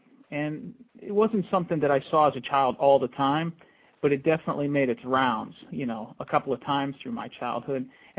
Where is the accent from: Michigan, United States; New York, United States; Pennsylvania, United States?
Pennsylvania, United States; Grove City; I grew up in Grove City, Pennsylvania, in an old farmhouse. It's an Amish community.